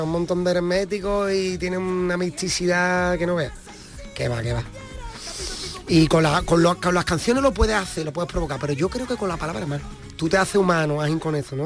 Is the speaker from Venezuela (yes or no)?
no; Cádiz, Andalusia, Spain; Cádiz, esa tragedia de la economía, yo la vivo desde que tengo uso de razón